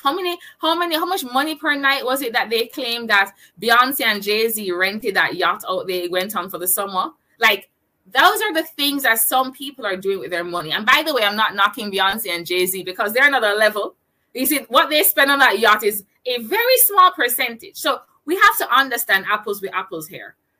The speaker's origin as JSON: {"language": "English", "country": "Jamaica", "said": "I'm a digital entrepreneur and I am from Jamaica"}